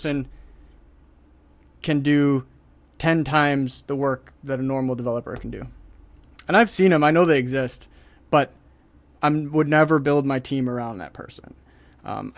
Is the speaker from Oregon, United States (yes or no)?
no; Detroit, Michigan, United States; I'm from Detroit. Detroit